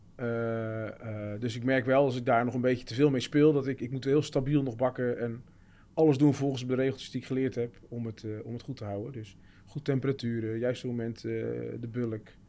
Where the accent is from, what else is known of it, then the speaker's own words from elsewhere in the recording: Terneuzen, Zeeland, Netherlands; Ik kom zelf uit Zeeuws-Vlaanderen, Terneuzen